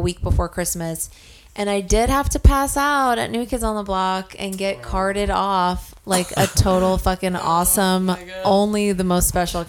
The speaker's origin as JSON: {"language": "English", "region": "California", "country": "United States", "tie": "born or raised there", "moved": "yes", "said": "I'm an only child, so Christmas for me was, like, you know, not as, and plus I grew up in California"}